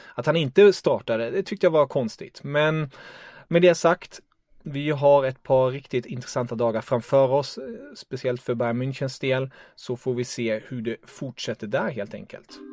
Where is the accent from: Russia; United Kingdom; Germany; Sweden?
Germany; jag är tysk